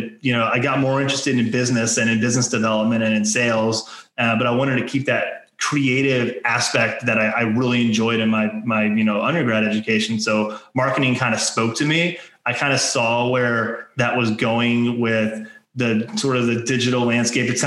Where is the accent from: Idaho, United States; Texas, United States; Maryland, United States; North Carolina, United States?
Maryland, United States; I grew up in Maryland